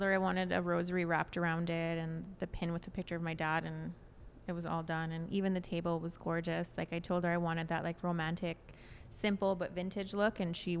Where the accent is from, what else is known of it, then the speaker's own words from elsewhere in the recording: Canada; we're French Canadian